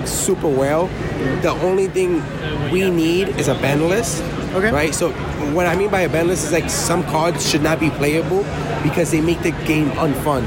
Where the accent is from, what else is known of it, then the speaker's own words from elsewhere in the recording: New York, United States; I'm from New York, New York